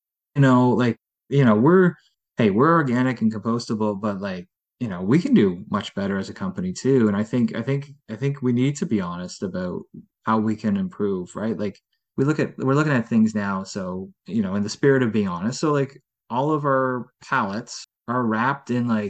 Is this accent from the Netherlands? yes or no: yes; Netherlands; born there; They're a brand out of the Netherlands, and I was born in the Netherlands, so fellow Dutch company